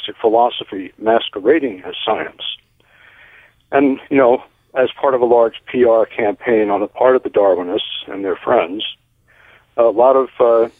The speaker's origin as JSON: {"language": "English", "region": "Northeast", "country": "United States", "tie": "born or raised there", "said": "When I grew up in the Northeast"}